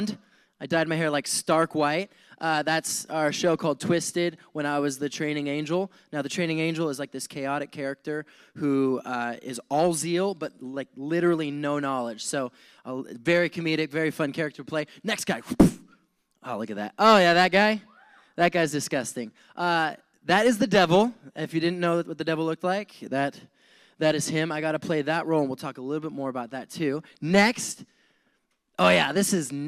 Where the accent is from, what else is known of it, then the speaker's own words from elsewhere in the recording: Montana, United States; moved away as an adult; also born or lived in Wyoming; now in San Diego, United States; I grew up in Montana, later on moved to Wyoming at the age of like 11, and 11 19. I lived in Wyoming, moved back to Montana, just moved around between those two states a lot.